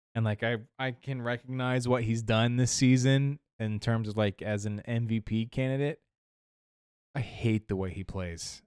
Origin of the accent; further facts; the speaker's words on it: Ohio, United States; I'm from Ohio.